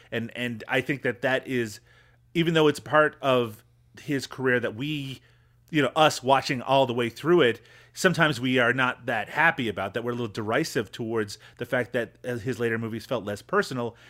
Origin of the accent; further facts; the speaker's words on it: Newfoundland and Labrador, Canada; when I was growing up in Newfoundland